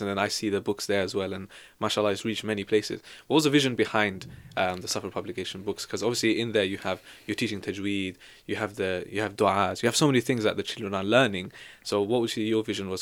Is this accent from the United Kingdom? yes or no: yes; Devon, South West England, United Kingdom; also born or lived in Leicester; now in London, United Kingdom; I'm from Devon